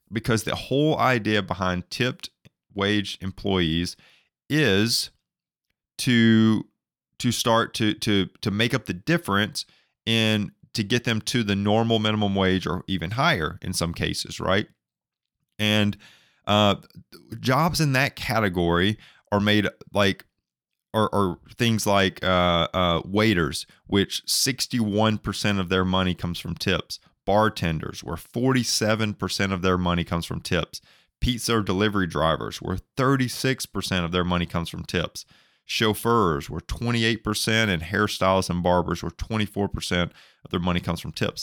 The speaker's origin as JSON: {"language": "English", "region": "Alabama", "country": "United States", "said": "I'm from Alabama"}